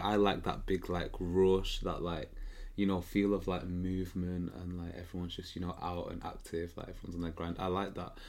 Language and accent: English; Manchester, North West England, United Kingdom; moved away as an adult; now in London, United Kingdom; I grew up in Manchester, so I have all my primary school friends there.